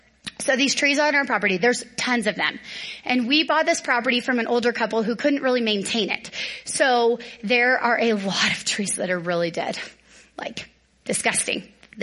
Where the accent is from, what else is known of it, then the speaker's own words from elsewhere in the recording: the South, United States; because I'm from the South where there's big, beautiful trees everywhere.